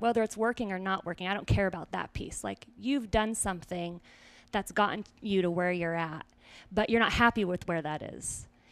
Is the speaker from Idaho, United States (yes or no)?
yes; Weiser, Idaho, United States; moved away as an adult; also born or lived in Simi Valley, California / California; now in Greenville, United States; I was born in California, and then my family picked us up and moved to a very small town in Idaho